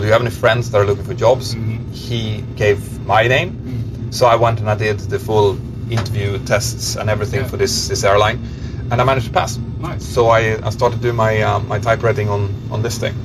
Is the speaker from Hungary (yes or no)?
no; Örnsköldsvik, Västernorrland County, Sweden; Örnsköldsvik, which yeah. is my hometown, then up to Bilsjö, which is where I'm from, a little tiny village